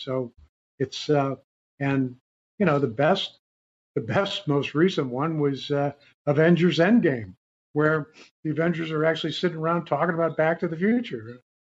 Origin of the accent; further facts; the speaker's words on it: St. Louis, Missouri, United States; when I was growing up in St. Louis, I was, 8 or 9 years old.